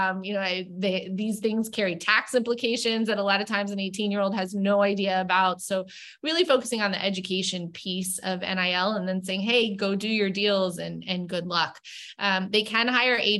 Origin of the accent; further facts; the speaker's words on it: Tampa, Florida, United States; moved away; my hometown. I'm from Tampa.